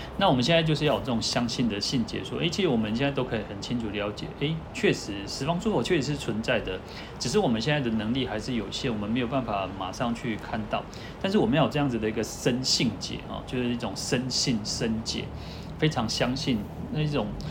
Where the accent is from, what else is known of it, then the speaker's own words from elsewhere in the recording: Taiwan; 我们台湾人都习惯这样子